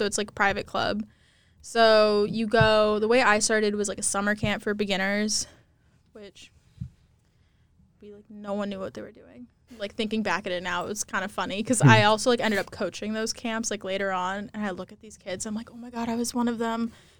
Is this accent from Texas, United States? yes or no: yes; Texas, United States; I'm from Texas